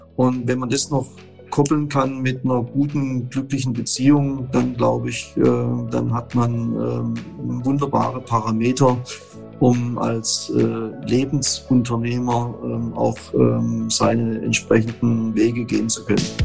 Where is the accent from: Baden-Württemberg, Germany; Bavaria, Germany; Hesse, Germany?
Baden-Württemberg, Germany; Bernhausen; wir haben in dem Ort Bernhausen, wo ich groß geworden bin